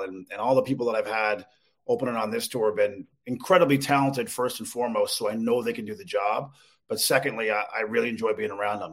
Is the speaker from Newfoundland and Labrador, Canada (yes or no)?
yes; Newfoundland and Labrador, Canada; moved away; also born or lived in Calgary, Alberta; I'm, I'm from Newfoundland originally